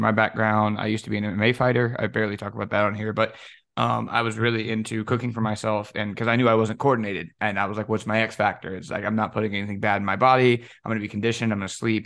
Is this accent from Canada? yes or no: no; Cajun, Louisiana, United States; me being Cajun